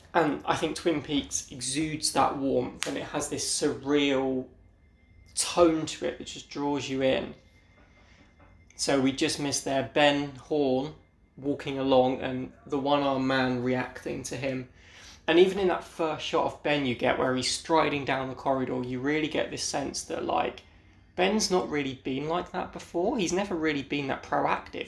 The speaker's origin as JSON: {"language": "English", "country": "United Kingdom", "said": "I'm from Britain"}